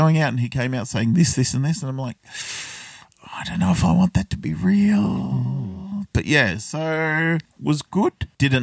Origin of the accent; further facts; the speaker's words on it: Australia; I grew up here in Australia